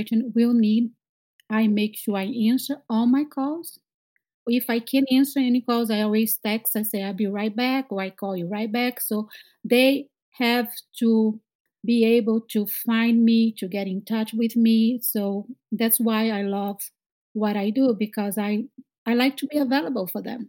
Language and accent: English; Brazil; moved away as an adult; now in Boston, United States; I am from Brazil